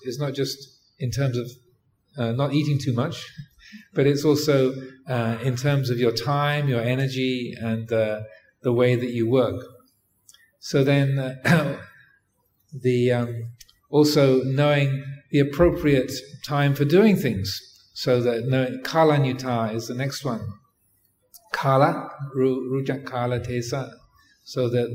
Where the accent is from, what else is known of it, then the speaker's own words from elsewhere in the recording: England, United Kingdom; I grew up in England